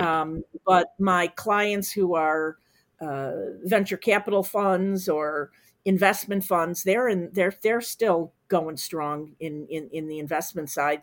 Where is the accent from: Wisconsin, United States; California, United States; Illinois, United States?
Illinois, United States; Chicago; I, I'm from Chicago